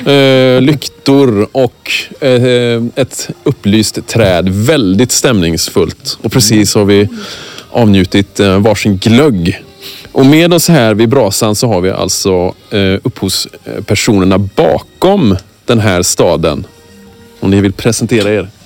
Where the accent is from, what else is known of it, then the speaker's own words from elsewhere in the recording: Kalmar County, Sweden; moved away; also born or lived in Småland; På Öland, där vi är ifrån alla tre